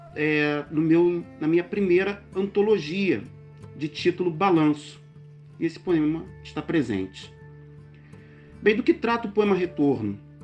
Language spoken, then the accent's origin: Portuguese; Rio de Janeiro, Brazil; now in Teresópolis, Brazil; sou natural do Rio de Janeiro, moro atualmente na cidade de Teresópolis região serrana do Rio.